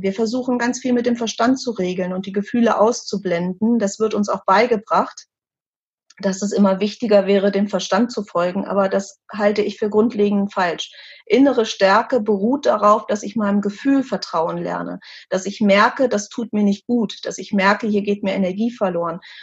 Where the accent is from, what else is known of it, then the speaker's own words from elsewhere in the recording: Germany; bei uns in Deutschland